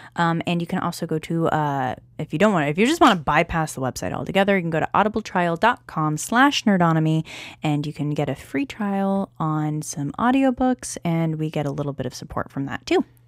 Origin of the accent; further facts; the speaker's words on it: United States; I call myself an Anglo-Saxon American.